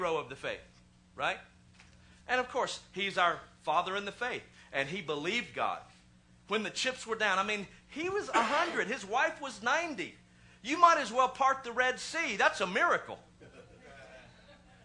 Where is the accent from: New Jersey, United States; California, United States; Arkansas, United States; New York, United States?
Arkansas, United States; I was born in Arkansas